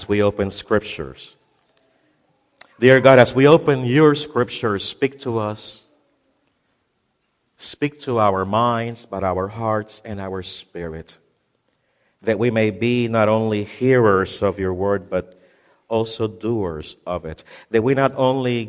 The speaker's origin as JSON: {"language": "English", "country": "Puerto Rico", "also_born_or_lived": "Ohio", "moved": "as an adult", "said": "I moved from Puerto Rico to the mainland to become a resident in the state of Ohio"}